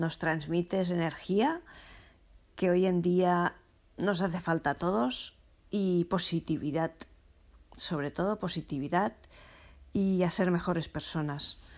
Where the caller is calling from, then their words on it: Masnou, Catalonia, Spain; Hola Pilar … de Masnow por fin he podido conseguir eh, oírte.